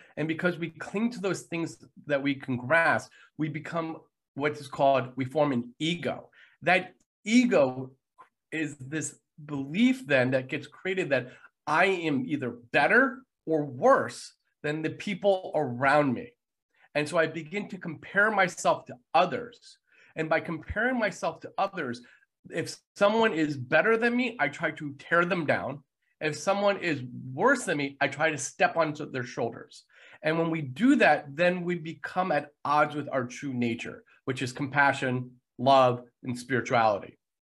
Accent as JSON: {"language": "English", "country": "United States", "said": "being an American"}